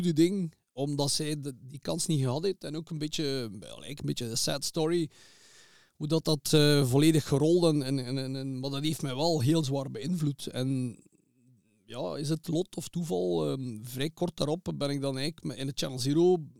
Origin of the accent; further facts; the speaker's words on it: Zottegem, Flanders, Belgium; Ik ben geboren in Zottegem